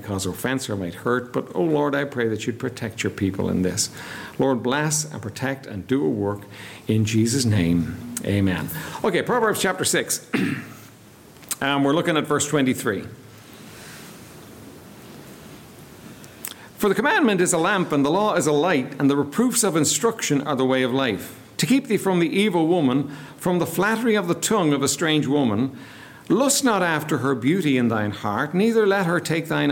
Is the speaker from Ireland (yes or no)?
yes; Ireland; we're Irish